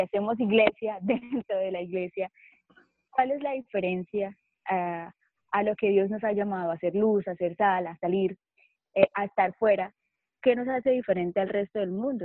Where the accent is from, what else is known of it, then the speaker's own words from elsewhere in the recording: Cúcuta, Norte de Santander, Colombia; soy de Cúcuta, Colombia